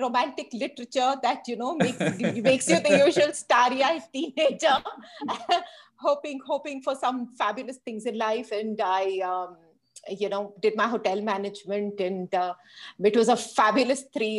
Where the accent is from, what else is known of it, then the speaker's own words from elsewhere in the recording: Hyderabad, Telangana, India; I grew up in Hyderabad with my parents and a younger sister who's 4 years younger than I am